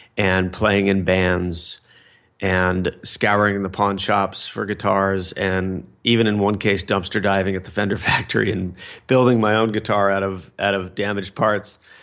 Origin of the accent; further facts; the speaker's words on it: Fullerton, California, United States; I grew up in Fullerton, California